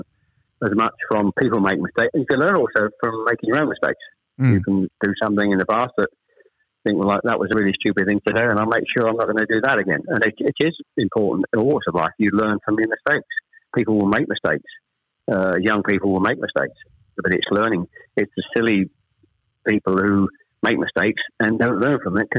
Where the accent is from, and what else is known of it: Chelmsford, East of England, United Kingdom; born or raised there; also born or lived in Ashton-under-Lyne